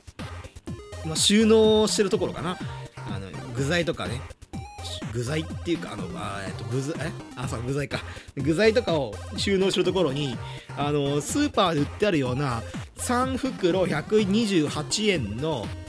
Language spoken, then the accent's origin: Japanese; Hyogo, Japan; moved away as an adult; now in Itabashi, Tokyo, Japan; 僕、まあの兵庫県の出身で、まあ、関西の出身